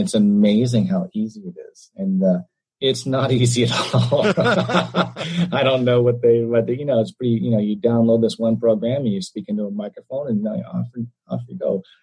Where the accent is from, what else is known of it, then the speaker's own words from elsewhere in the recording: St. Johnsbury, Vermont, United States; We grew up in Vermont, in St. Johnsbury, Vermont